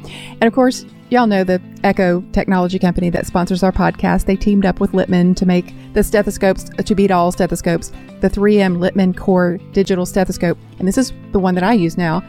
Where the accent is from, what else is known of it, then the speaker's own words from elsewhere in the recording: Tennessee, United States; I'm from Tennessee, but I'm not from that area.